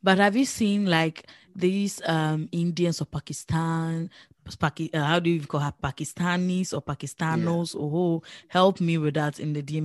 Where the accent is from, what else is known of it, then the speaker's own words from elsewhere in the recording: Netherlands; I grew up here in the Netherlands